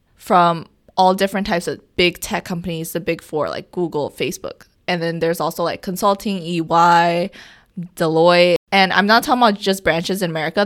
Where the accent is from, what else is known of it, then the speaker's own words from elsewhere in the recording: New York City, New York, United States; I'm from New York City